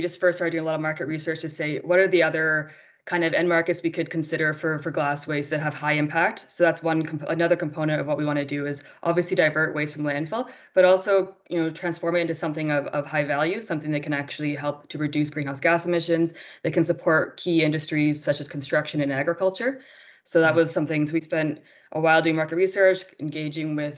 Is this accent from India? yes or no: no; Canada; moved away as an adult; now in Colombia; I'm from Canada, and I moved to Colombia, oh my gosh, I guess almost 4 years ago now